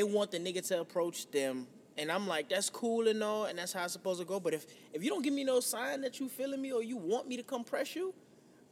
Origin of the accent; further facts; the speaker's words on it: New York, United States; moved away; when we grew up in New York, it was me and my homeboys